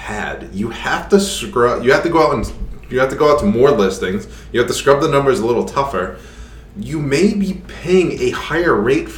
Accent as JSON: {"language": "English", "region": "Rhode Island", "country": "United States", "accent": "Rhode Island"}